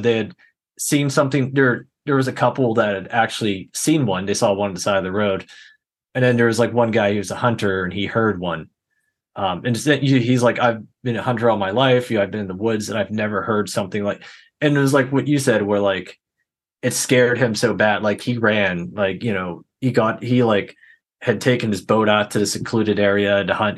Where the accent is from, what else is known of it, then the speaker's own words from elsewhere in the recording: Pittsburgh, Pennsylvania, United States; I grew up here in the Pittsburgh area.